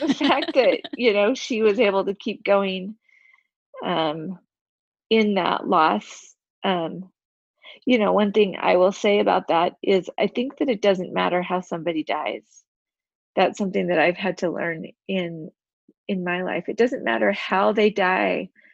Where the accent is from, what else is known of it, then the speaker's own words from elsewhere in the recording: Utah, United States; also born or lived in China; I'm actually from Utah, uh, born and raised here.